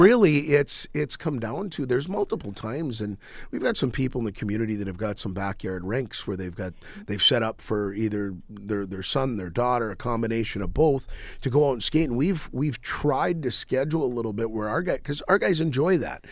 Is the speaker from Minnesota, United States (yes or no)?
yes; Crookston, Minnesota, United States; I grew up in Crookston, Minnesota